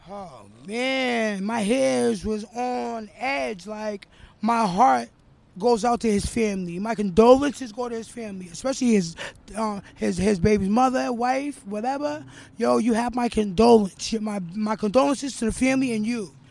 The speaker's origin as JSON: {"language": "English", "town": "Boston", "region": "Massachusetts", "country": "United States", "said": "I'm from Roxbury"}